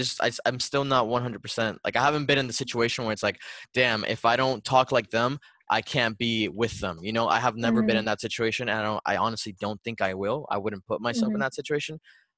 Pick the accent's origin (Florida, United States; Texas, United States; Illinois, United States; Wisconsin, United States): Florida, United States; Miami; accent: Miami; I guess my Miami accent can come out. But even then, I've lost some of it.